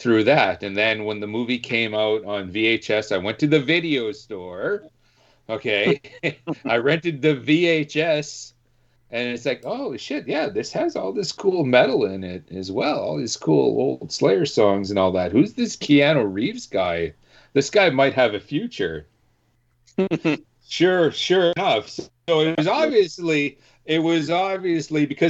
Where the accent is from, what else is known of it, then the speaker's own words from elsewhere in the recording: Canada; I'm Canadian through and through